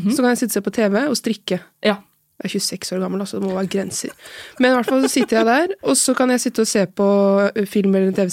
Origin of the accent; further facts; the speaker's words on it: Oslo, Norway; also born or lived in Larvik / Trondheim; Nei, for du er fra Oslo. Ja. Men jeg er halvt fra Larvik, da.